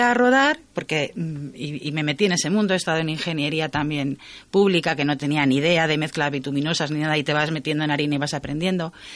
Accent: Community of Madrid, Spain; moved away as an adult; also born or lived in Zamora province; yo soy madrileña, dejé la provincia de Madrid, me fui a la provincia de Zamora

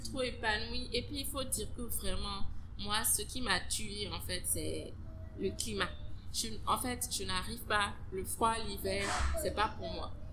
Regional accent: Benin; moved away as an adult; also born or lived in France; j'ai vécu au Bénin j'ai grandi au Bénin c'est vraiment le Bénin qui pour moi était mon pays

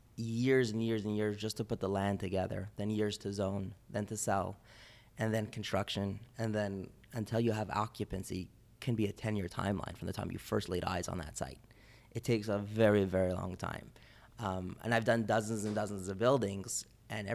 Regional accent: Toronto, Ontario, Canada; I grew up in Toronto

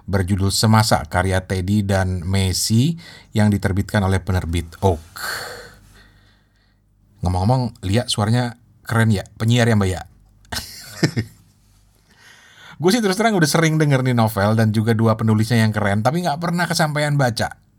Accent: Lampung, Indonesia; gue juga jadi kangen rumah masa kecil gue dulu di Lampung cuy.

